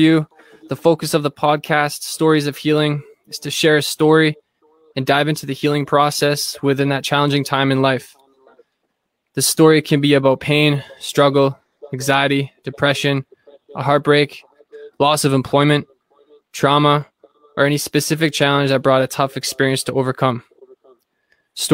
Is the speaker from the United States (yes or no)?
no; Thunder Bay, Ontario, Canada; now in Ottawa, Canada; I'm from Thunder Bay, like northwestern Ontario area.